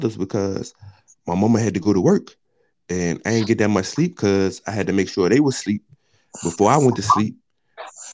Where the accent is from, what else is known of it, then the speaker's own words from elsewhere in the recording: Richmond, United States; I'm from Richmond.